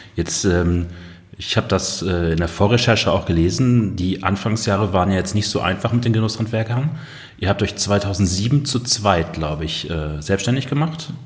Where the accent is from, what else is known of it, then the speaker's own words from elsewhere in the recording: Ruhr area, North Rhine-Westphalia, Germany; im Ruhrgebiet, da wo ich herkomme